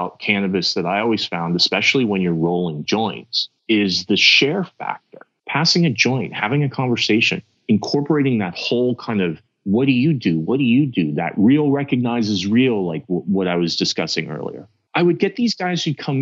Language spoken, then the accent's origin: English; Los Angeles, California, United States; also born or lived in Israel; I come from Hollywood, born and raised